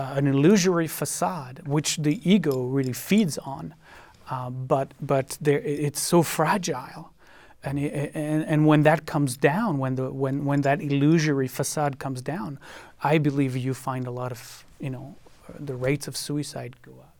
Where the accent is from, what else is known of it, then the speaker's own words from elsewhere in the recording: France; also born or lived in Israel; now in United States; I lived in France, where I was born and grew up